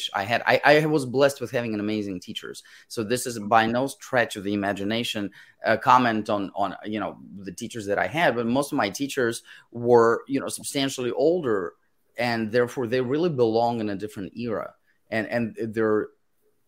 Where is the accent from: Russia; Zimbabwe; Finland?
Russia; Moscow; first language Russian; English is a second language; moved away; when I was growing up in Moscow, I had amazing teachers